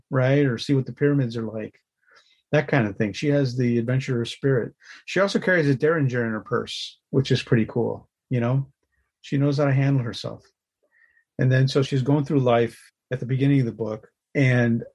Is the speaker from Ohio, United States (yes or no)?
no; Los Angeles, California, United States; my creative journey starts in Los Angeles. That's where I was born and raised.